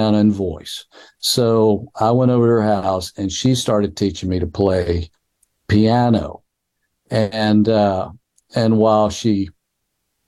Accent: Clinton, Mississippi, United States; also born or lived in Meridian, Mississippi; the high school at Clinton High School, where I was at that time, because I moved from Meridian to Clinton about the time I was three

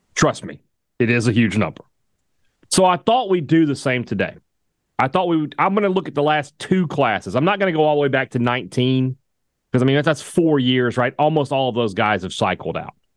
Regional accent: Vicksburg, Mississippi, United States; my hometown, Vicksburg, Mississippi

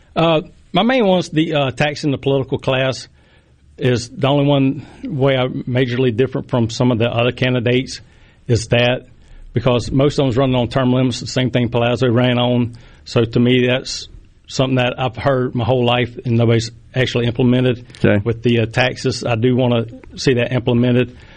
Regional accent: Poplarville, Mississippi, United States; I was born and raised in Poplarville, Mississippi. I've been there my whole life.

